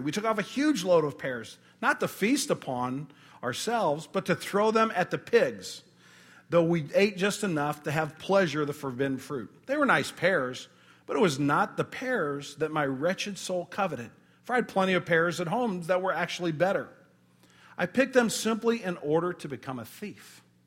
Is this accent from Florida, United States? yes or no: no; St. Louis, Missouri, United States; we're from Saint Louis